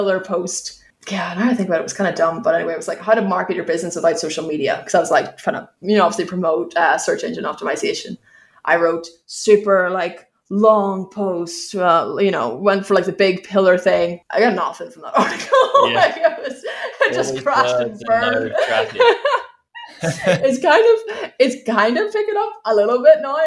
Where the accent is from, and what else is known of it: Ireland; accent: Irish